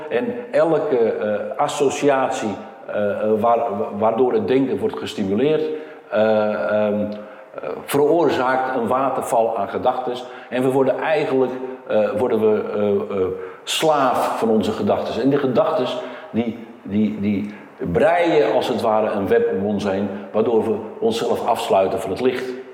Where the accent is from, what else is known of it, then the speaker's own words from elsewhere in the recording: Portugal; moved away; Ik kom oorspronkelijk uit Portugal